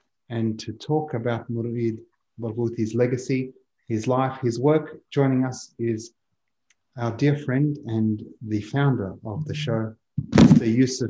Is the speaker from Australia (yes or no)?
yes; Australia; I was born in Australia to a refugee Palestinian